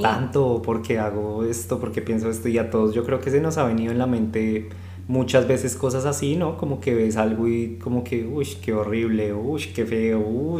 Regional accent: Bogotá, Colombia; moved away as an adult; also born or lived in Buenos Aires, Argentina; soy de Bogotá, Colombia, eh, pero he vivido pues ya en, dos países. Eh, este vendría siendo el tercero

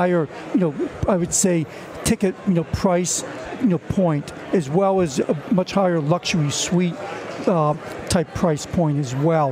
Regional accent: New York, United States; moved away; we're all from New York, so we're pretty liberal minded

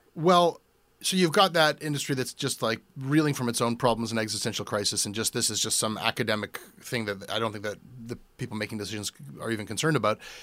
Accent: Canada

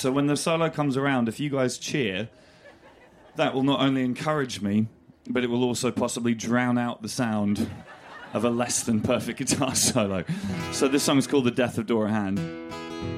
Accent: Winchester, South East England, United Kingdom; When I was a kid, I grew up in Winchester

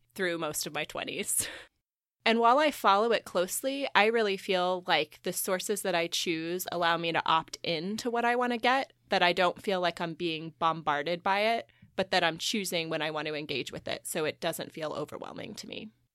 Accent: Missouri, United States; now in Indiana, United States; growing up in Missouri, I had done a lot of these things as a kid

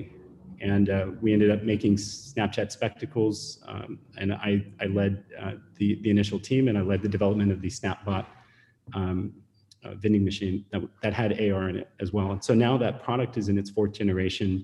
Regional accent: Silicon Valley, California, United States; moved away as an adult; also born or lived in Beijing, China; I was born in Silicon Valley, recruited to go to China and worked in Beijing for 8 years

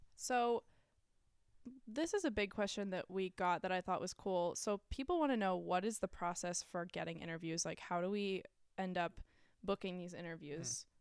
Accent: North Shore, Massachusetts, United States; we are from the North Shore, Massachusetts

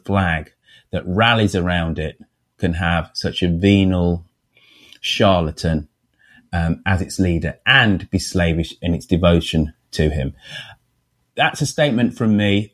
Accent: United Kingdom; being British

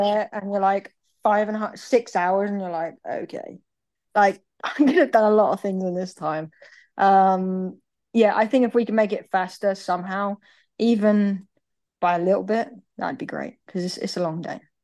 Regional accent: Birmingham, West Midlands, United Kingdom; also born or lived in United States; We're, we're a big football family. We're from Birmingham

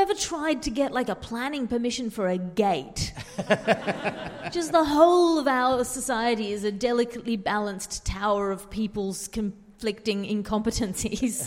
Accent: Sydney, New South Wales, Australia; born or raised there

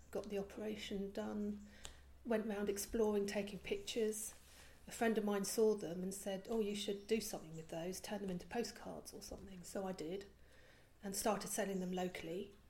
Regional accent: Belgium; I was about eight and I was living in Belgium. I was brought up in Belgium.

